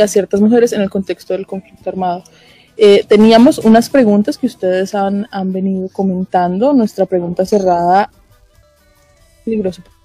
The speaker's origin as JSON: {"language": "Spanish", "country": "Colombia", "said": "nosotras como mujeres colombianas"}